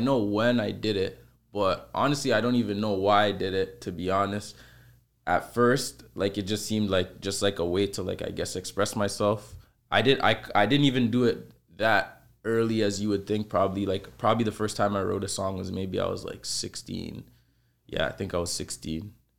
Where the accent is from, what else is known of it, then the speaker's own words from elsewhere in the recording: Toronto, Ontario, Canada; I grew up in the Saint Lawrence Market area.